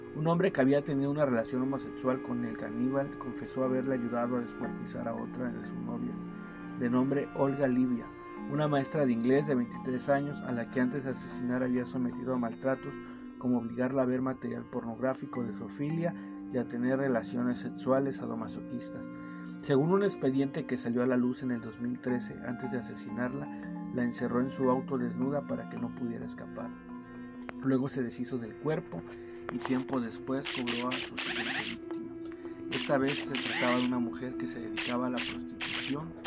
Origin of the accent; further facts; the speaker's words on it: Mexico; nuestras leyendas como mexicanos nos van dando una identidad